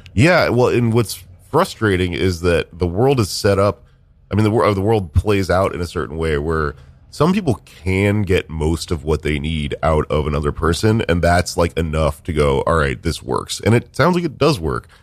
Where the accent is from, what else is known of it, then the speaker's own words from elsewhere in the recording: Texas, United States; now in New York, United States; I came to New York, right, because I am a weirdo from Texas